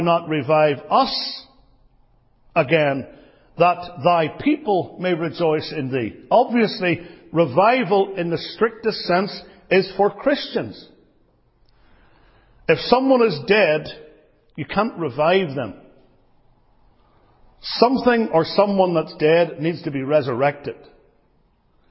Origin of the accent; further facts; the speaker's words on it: Northern Ireland, United Kingdom; I come from Northern Ireland